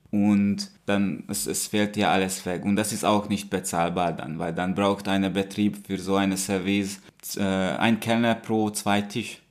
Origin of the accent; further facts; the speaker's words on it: Hungary; moved away as an adult; now in Germany; Ich komme aus Ungarn. Ich lebe seit fünf Jahren in Deutschland.